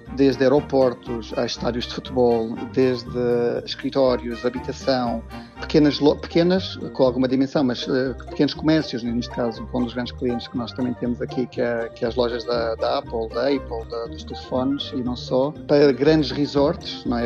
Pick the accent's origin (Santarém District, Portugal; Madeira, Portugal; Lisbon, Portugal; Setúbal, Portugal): Madeira, Portugal; moved away as an adult; also born or lived in Coimbra; now in London, United Kingdom; Apesar de já ter saído já desde 94, que eu saí da Madeira, já foi há muitos anos, eu ainda sinto a Madeira como minha, obviamente